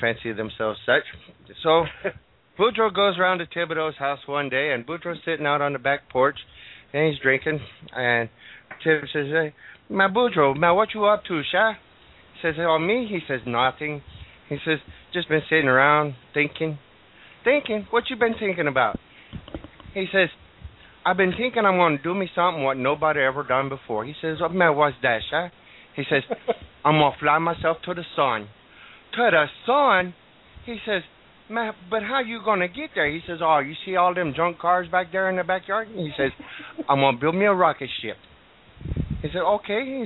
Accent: Cajun, Louisiana, United States; I'm Cajun

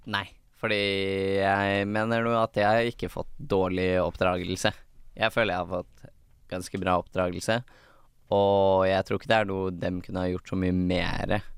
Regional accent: Hønefoss, Buskerud, Norway; also born or lived in Bærum; Jeg er født i Bærum, oppvokst i Hønefoss.

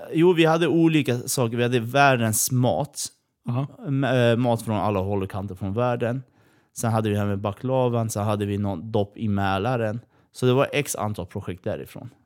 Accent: Kurdistan, Iran; now in Sweden; Vi flydde från Iran.

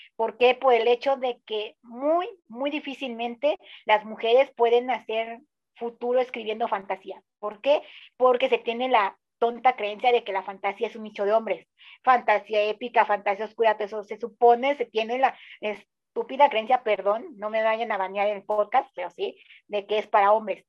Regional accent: Mexico; tres mexicanos aquí hablándoles

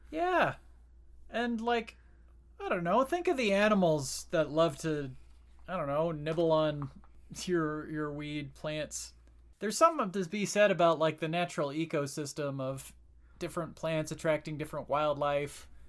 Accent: Porter County, Indiana, United States; I grew up in Porter County, too

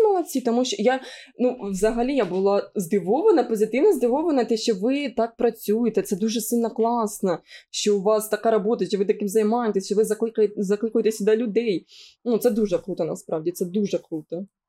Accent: Sumy Oblast, Ukraine; accent: Surzhyk; я з Сумської області, як я буду балакати ну, інакше

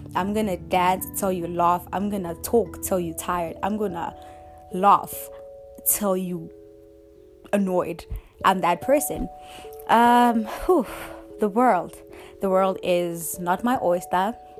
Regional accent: Rustenburg, North West, South Africa; moved away as an adult; also born or lived in KwaZulu-Natal; now in Johannesburg, South Africa; I grew up in Rustenburg, Mosenthal village

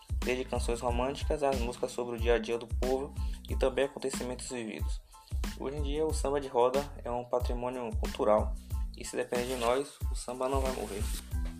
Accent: Feira de Santana, Bahia, Brazil; sou do município de Feira de Santana

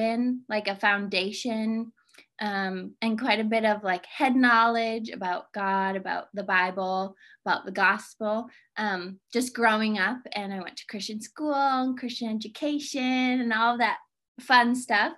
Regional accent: Northwest Iowa, United States; moved away as an adult; also born or lived in Canada; now in Grand Rapids, United States; I grew up in Northwest Iowa and then moved to Grand Rapids like more than 10 years ago now.

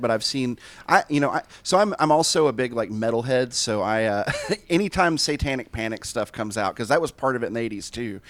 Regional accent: Tennessee, United States; I grew up in Tennessee, and so it's very, very conservative still.

